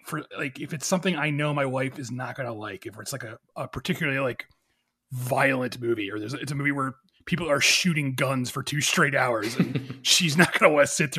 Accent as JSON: {"language": "English", "town": "Philadelphia", "region": "Pennsylvania", "country": "United States", "said": "I'm from Philadelphia"}